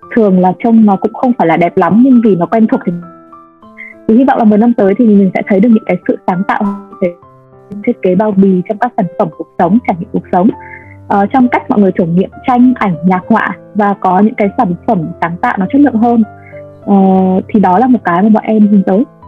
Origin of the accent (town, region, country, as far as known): Vietnam